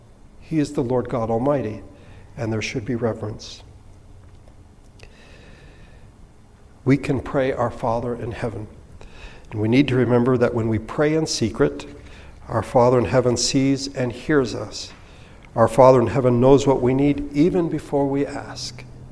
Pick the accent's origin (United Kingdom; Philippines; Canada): Philippines; I attended an Anglican school growing up in the Philippines.